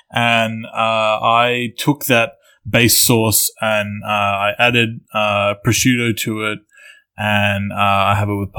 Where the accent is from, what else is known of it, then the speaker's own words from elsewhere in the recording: Australia; I grew up in Australia